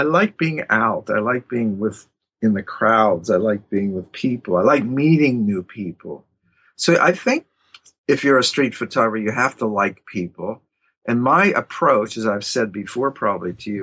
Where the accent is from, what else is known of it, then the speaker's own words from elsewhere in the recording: Pittsburgh, Pennsylvania, United States; now in New York, United States; I'm from Pittsburgh.